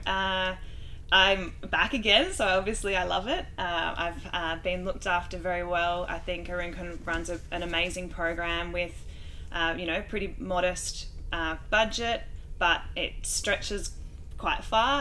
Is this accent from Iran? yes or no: no; Australia; I'm Australian